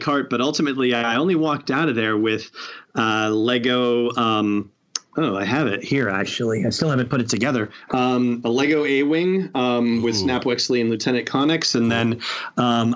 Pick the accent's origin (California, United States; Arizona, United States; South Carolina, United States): California, United States; Los Angeles; now in New Hampshire, United States; I grew up in Los Angeles